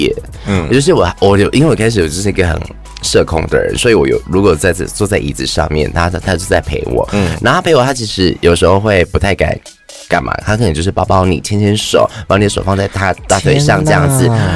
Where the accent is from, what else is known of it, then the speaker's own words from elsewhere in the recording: Thailand; 对啊，我就是泰国人。